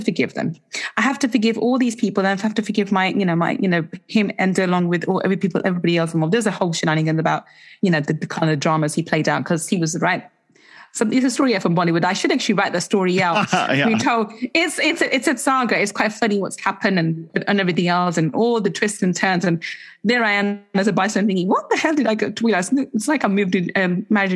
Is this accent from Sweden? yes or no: no; England, United Kingdom; in the UK, as English people